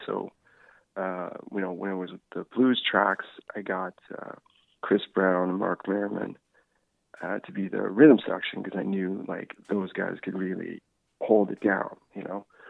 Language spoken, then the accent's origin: English; Newfoundland and Labrador, Canada; also born or lived in Sweden / Charlottetown; now in Nova Scotia, Canada; I'm actually from Newfoundland originally. I uh, moved to Nova Scotia originally in like 2002.